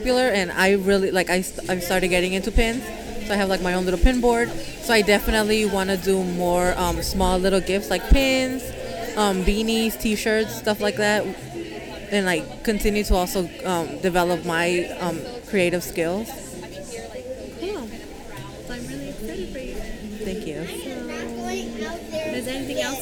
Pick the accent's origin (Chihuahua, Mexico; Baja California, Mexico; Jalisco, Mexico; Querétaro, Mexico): Jalisco, Mexico; San Juan de los Lagos; moved away; I'm from San Juan de los Lagos, Jalisco